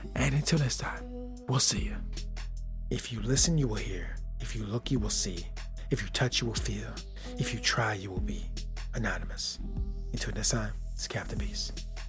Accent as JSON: {"language": "English", "region": "Michigan", "country": "United States", "said": "I'm from Michigan"}